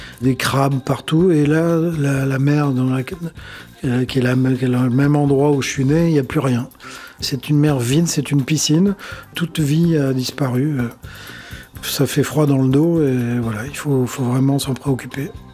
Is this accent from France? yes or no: no; Mauritius; moved away; Je suis mauricien, moi, et je, vais à l'île Maurice tous les ans